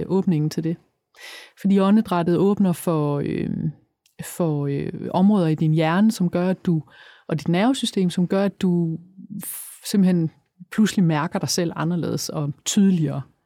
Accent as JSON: {"language": "Danish", "area": "Funen", "region": "Southern Denmark", "country": "Denmark", "said": "jeg er fra Fyn"}